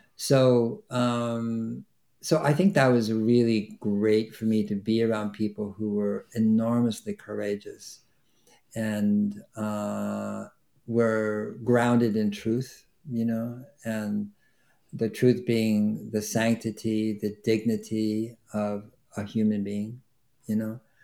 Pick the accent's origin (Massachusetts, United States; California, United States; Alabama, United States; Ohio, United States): California, United States; Berkeley; I grew up in Berkeley, California, which is a university town